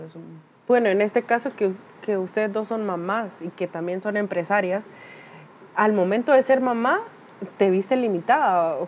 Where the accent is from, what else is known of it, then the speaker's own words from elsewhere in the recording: Honduras; como hondureña o latinoamericana